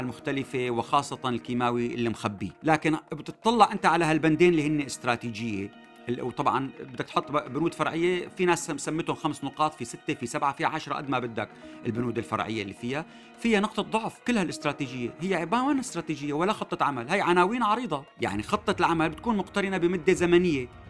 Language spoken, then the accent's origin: Arabic; Syria; نحن كسوريين